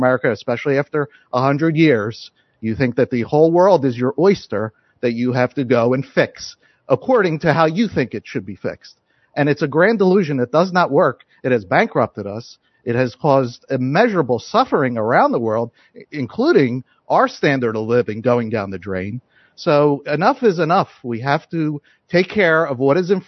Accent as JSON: {"language": "English", "country": "United States", "said": "I am an American"}